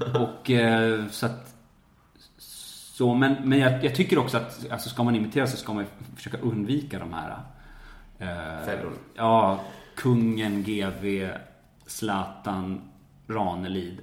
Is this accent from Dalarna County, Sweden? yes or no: yes; Falun, Dalarna County, Sweden; moved away; also born or lived in Stockholm; jag är uppväxt i Falun